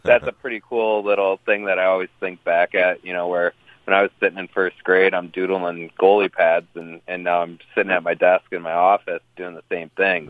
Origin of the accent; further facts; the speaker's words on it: Detroit, Michigan, United States; I grew up in the Metro Detroit area